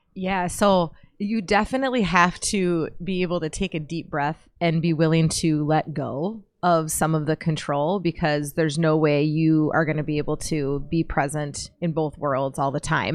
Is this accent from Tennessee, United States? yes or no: no; Pipestone, Minnesota, United States; moved away; I'm from Pipestone in the southwest por- portion of Minnesota.